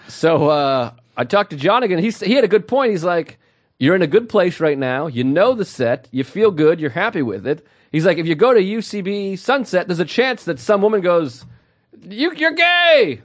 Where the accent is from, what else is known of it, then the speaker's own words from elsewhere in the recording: Massachusetts, United States; we talked about being from Massachusetts